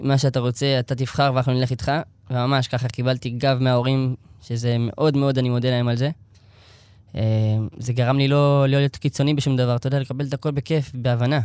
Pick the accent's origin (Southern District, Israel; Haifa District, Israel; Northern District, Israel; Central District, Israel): Central District, Israel; Elad; also born or lived in Tel Aviv; אני נולדתי בשכונת התקווה בתל אביב. אמ, עברנו, ההורים שלי חזרו בתשובה שהייתי בן איזה שלוש, שלוש וקצת, ואז עברנו לאלעד